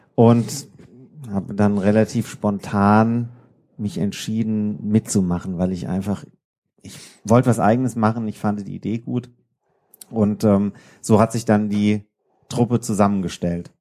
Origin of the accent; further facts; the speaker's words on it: Odenwald, Hesse, Germany; now in Darmstadt, Germany; aus dem Odenwald, da wo meine, meine Heimat ist